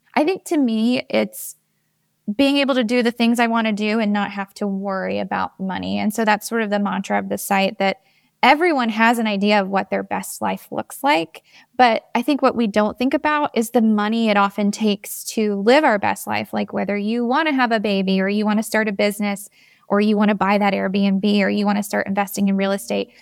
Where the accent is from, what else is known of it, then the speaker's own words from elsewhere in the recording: Georgia, United States; also born or lived in New York; now in Atlanta, United States; I'm from Georgia. I grew up about an hour and a half away from Atlanta